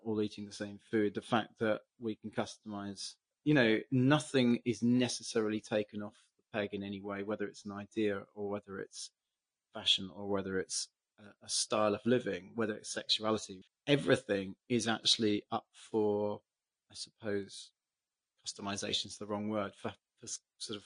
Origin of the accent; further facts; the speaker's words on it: England, United Kingdom; as an English person